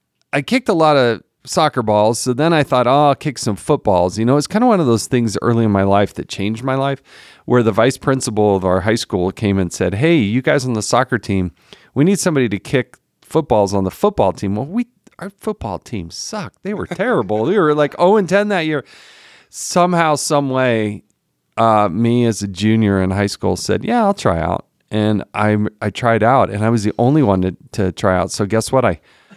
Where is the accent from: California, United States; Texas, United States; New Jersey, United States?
California, United States; Los Gatos; born there; also born or lived in Saratoga; Yeah, I was born in Northern California, up in Los Gatos, okay.